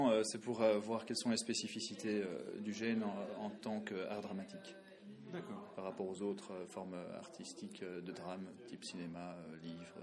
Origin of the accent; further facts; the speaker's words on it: Belgium; Je viens de la Belgique.